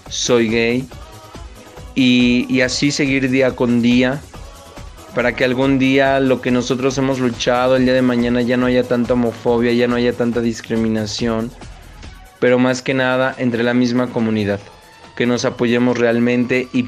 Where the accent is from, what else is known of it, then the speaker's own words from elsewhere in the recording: State of Mexico, Mexico; soy originario del Estado de México. Toda mi vida he sido parte de la familia LGBTI y anexas.